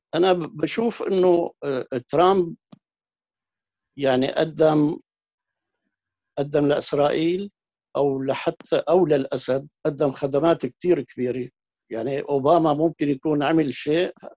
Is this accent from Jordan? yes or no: no; Syria